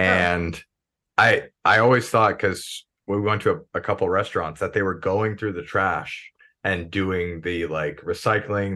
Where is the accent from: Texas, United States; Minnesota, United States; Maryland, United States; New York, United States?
Maryland, United States; So I'm from Maryland